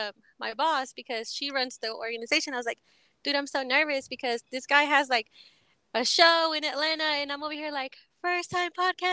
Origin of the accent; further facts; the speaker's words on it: Mexico; I know that I'm from Mexico originally